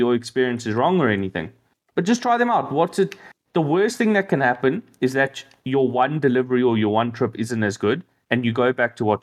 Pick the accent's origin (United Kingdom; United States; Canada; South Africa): South Africa